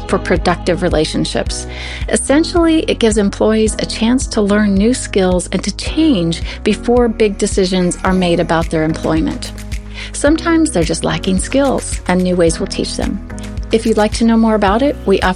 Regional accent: Nebraska, United States; where I come from in Nebraska

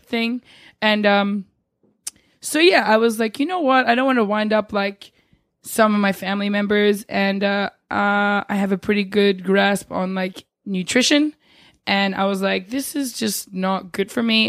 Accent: New Zealand; also born or lived in Australia; now in New York, United States; I was born in New Zealand

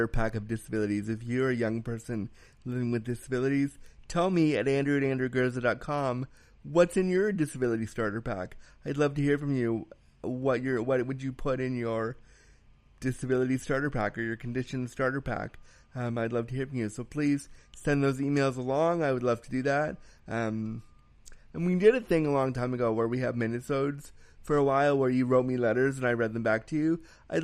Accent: Canada; As a Canadian

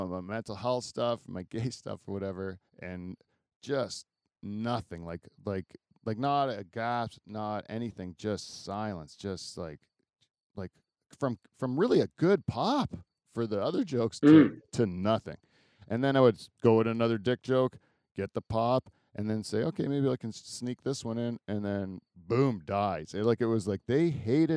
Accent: Delhi, Ontario, Canada; I'm from Delhi

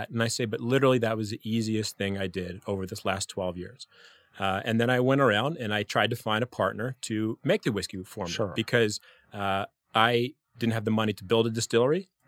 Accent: New Mexico, United States; also born or lived in California / Washington D.C.; California. I grew up in New Mexico, Washington D.C. area.

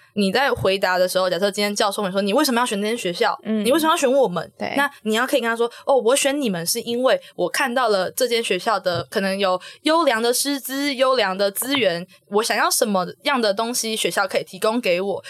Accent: Kaohsiung, Taiwan; moved away as an adult; now in New Taipei, Taiwan; 我高中的时候就读的是高雄的新庄高中

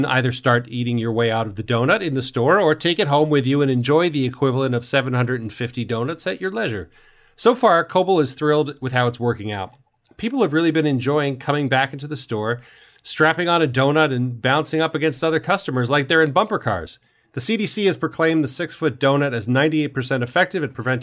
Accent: New York, United States; I'm from New York.

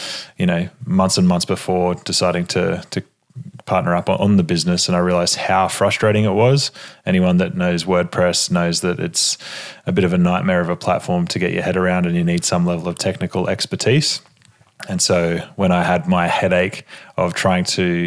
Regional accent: Australia; accent: Australian

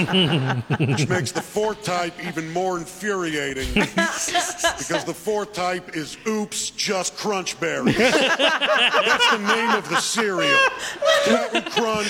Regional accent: Canada; as a Canadian

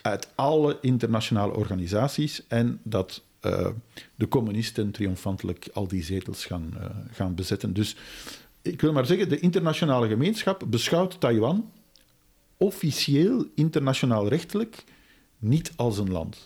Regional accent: Belgium; wij als Belgen

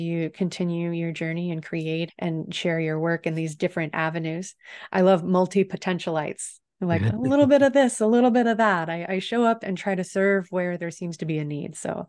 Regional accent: the South, United States; coming from small town America, growing up in the South through such a contentious time

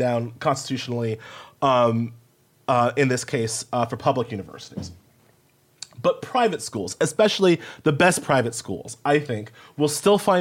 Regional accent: Long Island, New York, United States; also born or lived in Indiana; I grew up with on New York and in Long Island

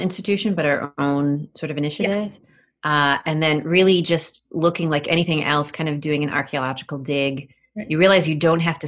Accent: Rochester, New York, United States; my hometown in Rochester

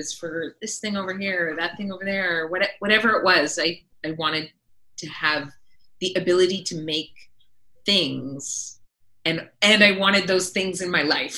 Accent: Vancouver Island, British Columbia, Canada; now in Toronto, Canada; I was born and raised on Vancouver Island, which is the other side of Canada over on the west coast

